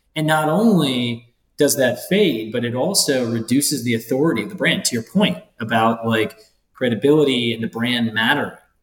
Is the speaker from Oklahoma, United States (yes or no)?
no; Ohio, United States; moved away; I grew up in Ohio